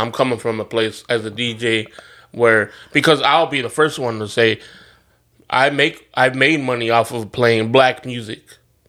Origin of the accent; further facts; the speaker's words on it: United States; Obviously, I play my Latin music too, and I'm American, absolutely, and blah, blah, blah.